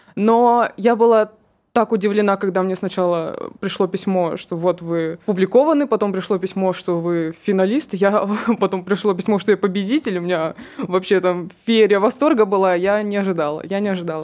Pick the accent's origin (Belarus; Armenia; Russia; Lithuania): Russia; Kurgan, Kurgan Oblast; мне 22 года, и я из Кургана